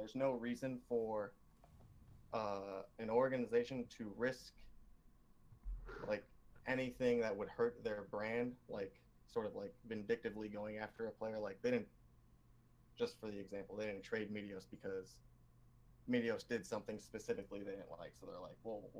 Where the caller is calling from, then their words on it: Toledo, Ohio, United States; Toledo, Ohio.